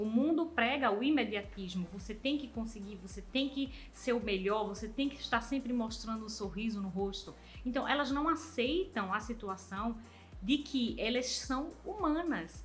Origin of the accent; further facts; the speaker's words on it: Brazil; nós que somos brasileiros